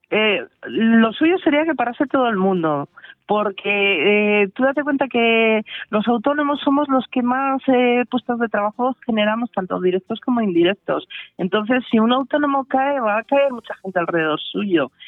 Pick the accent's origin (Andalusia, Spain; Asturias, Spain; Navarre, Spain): Asturias, Spain; now in Valladolid, Spain; soy asturiana, aunque estoy afincada en Valladolid desde hace muchos años